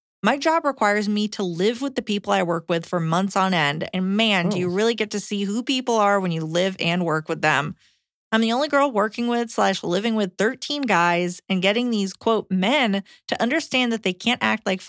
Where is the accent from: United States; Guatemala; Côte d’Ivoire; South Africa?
United States; New York; I am from New York and have family in Texas.